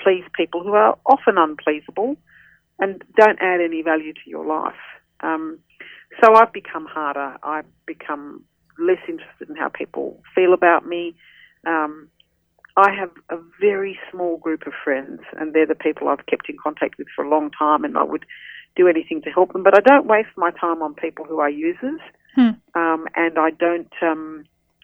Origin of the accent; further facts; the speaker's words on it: Australia; I'm an Australian, born and bred.